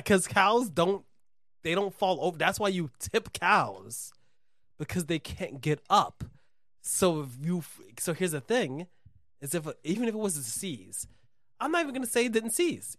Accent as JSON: {"language": "English", "town": "New York City", "region": "New York", "country": "United States", "also_born_or_lived": "Brooklyn", "said": "I'm from the Bronx"}